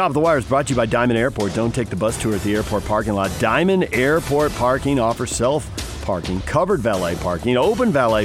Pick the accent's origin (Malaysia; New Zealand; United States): United States; Chula Vista, California; also born or lived in Santa Barbara; I grew up in the South Bay. Different bay, though